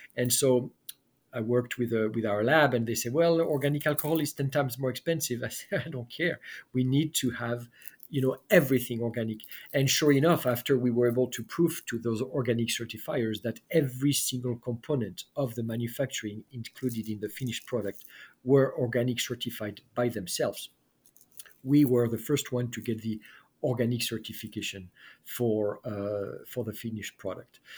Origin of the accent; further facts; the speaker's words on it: France; moved away; I was raised in France